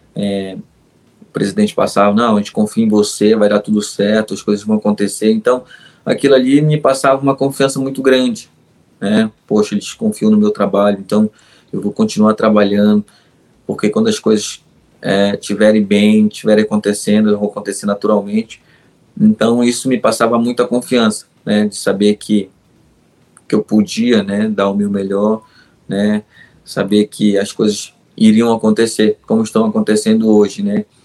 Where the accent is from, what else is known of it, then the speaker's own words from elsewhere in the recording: Magalhães Barata, Pará, Brazil; moved away; o meu Pará e principalmente a minha cidade, que é Magalhães Barata mas a minha Vila Quadros ali é, é a melhor, aonde eu nasci mesmo